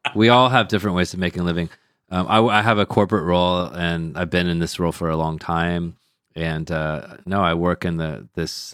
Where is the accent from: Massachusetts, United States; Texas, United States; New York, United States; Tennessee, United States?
Texas, United States; Sugar Land; now in China; I'm from a place called Sugarland